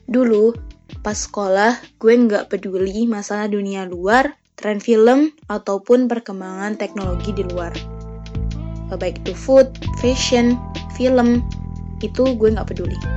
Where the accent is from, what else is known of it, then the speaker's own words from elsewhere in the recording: Sumatra, Indonesia; Gue berasal dari Sumatera, dulu ketika SMK gue nggak kenal yang namanya K-pop, Korea, K-drama